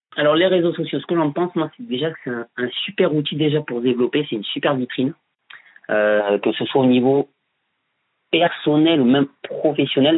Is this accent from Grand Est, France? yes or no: no; Bordeaux, Nouvelle-Aquitaine, France; je vis sur Bordeaux je suis né à Bordeaux aussi